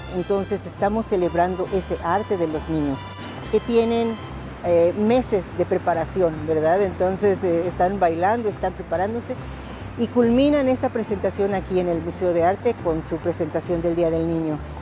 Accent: Mexico City, Mexico; moved away as an adult; also born or lived in California; now in Denver, United States; Yo soy de la Ciudad de México

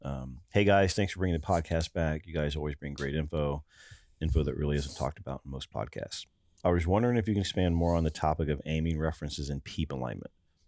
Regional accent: Ohio, United States; There, so I'm from Ohio.

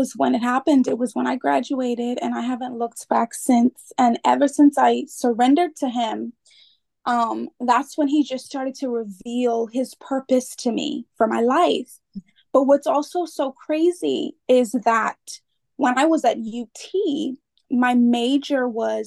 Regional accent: Freeport, Grand Bahama, Bahamas; I am from the Bahamas, born and raised from Freeport, Bahamas

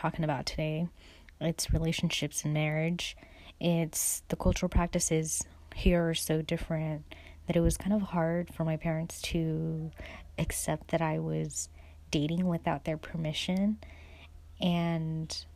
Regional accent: United States; growing up here, I identified more as just American

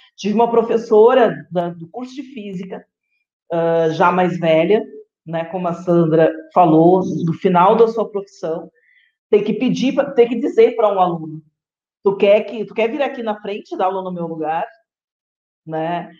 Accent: Rio Grande do Sul, Brazil; moved away as an adult; now in Guarapuava, Brazil; eu sou do Rio Grande do Sul, sou gaúcha

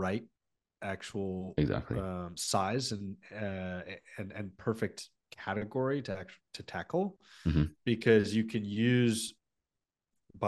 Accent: Palo Alto, California, United States; as a kid growing up in Palo Alto, California

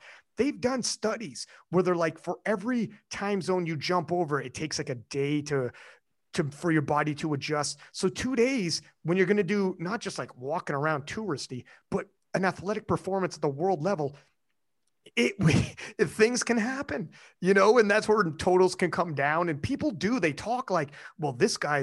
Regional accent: Canada; I'm Canadian

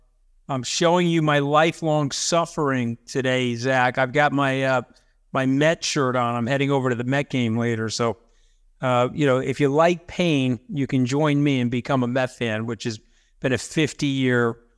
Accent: Long Island, New York, United States; I grew up out here on Long Island.

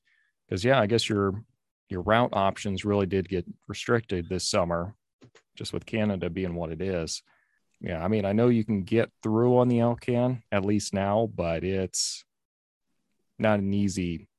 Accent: Texas, United States; now in Eagle River, United States; I'm from Texas

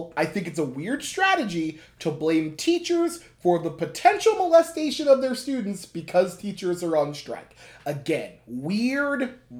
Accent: Schuylkill County, Pennsylvania, United States; we grew up in Schuylkill County, so we can attest to that. It is a conservative area that is a conservative area.

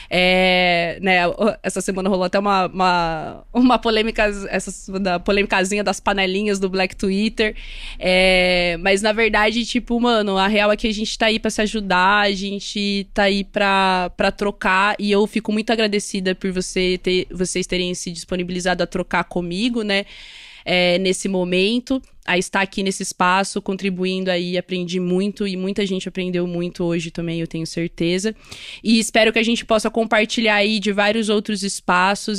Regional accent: Londrina, Paraná, Brazil; accent: caipira retroflex R; sou de Londrina, no Paraná

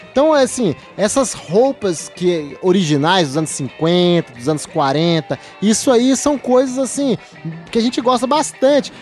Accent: Brazil; como um brasileiro que não sabe falar inglês não, direito.

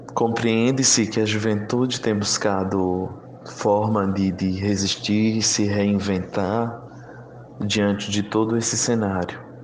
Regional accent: Cabrobó, Pernambuco, Brazil; now in Recife, Brazil; eu sou indígena do povo Trucar, do município de Cabrobó.

